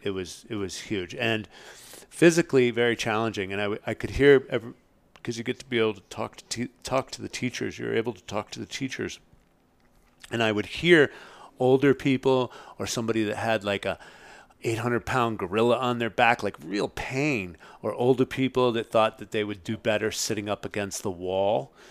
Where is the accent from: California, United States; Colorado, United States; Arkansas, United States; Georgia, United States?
California, United States; Marin; I'm from Marin